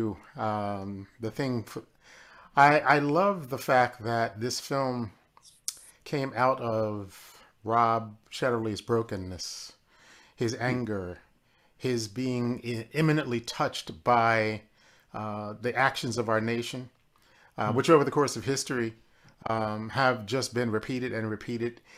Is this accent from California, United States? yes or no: no; Philadelphia, Pennsylvania, United States; I grew up in Philadelphia, Pennsylvania